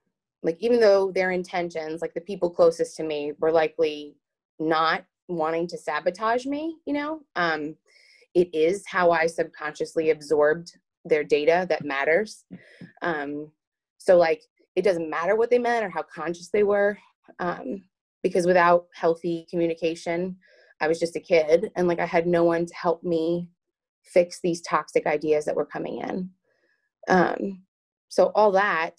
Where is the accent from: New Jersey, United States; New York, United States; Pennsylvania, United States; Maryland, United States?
New York, United States; Long Island; I'm from Long Island, New York. I was born and raised there